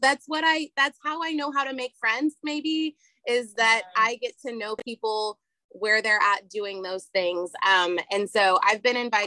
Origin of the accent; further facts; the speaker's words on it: Texas, United States; I'm from Texas